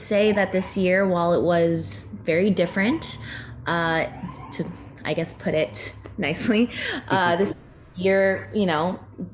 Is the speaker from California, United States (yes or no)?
yes; San Francisco, California, United States; moved away as an adult; now in New York City, United States; I grew up in the Bay Area, shout out San Francisco, and then moved to New York City.